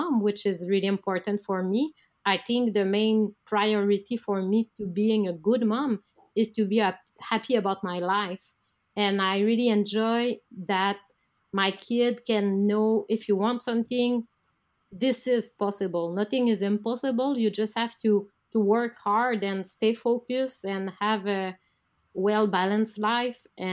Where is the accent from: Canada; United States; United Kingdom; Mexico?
Canada; I'm a Canadian high diver